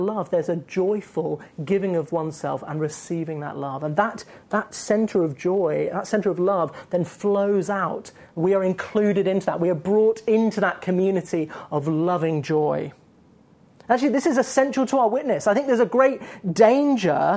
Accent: United Kingdom; We're British

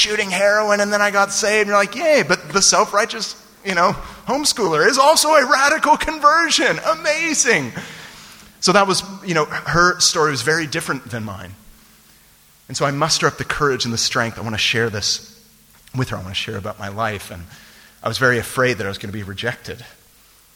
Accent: San Francisco Bay Area, California, United States; born or raised there; moved away

